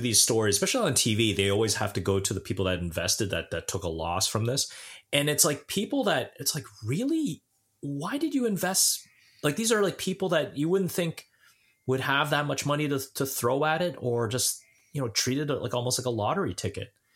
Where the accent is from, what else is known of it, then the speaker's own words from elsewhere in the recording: Brampton, Ontario, Canada; I'm from Brampton.